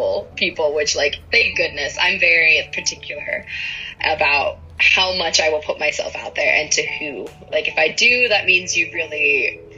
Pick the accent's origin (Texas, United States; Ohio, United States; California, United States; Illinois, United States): Ohio, United States; Born and raised in Ohio